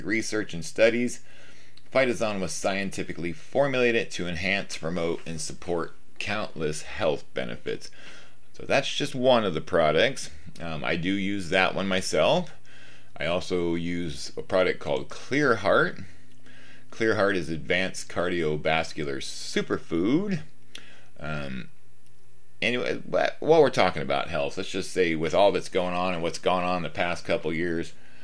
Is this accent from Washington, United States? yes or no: yes; Washington, United States; I am from Washington State, up in the northwest corner, the great Pacific Northwest